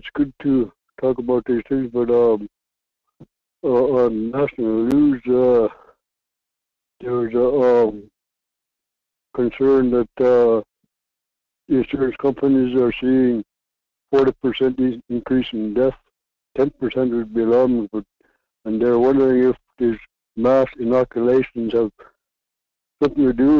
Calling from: Antioch, United States; calling from Antioch.

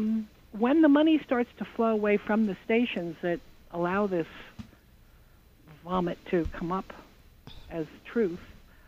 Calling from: New Jersey, United States; I come from Western New Jersey

